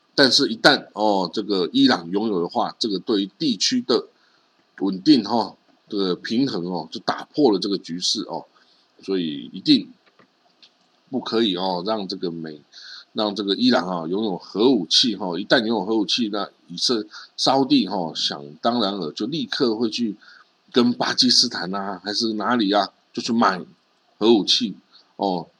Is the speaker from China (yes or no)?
no; Taiwan; 我们台湾人看。看新闻也就盯着美国、日本跟东亚国家